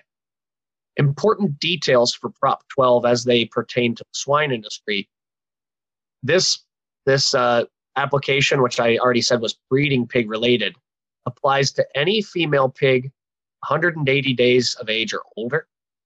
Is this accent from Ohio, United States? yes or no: yes; Ohio, United States; moved away; also born or lived in Kansas; I'm originally from Ohio and grew up with a cattle and hog background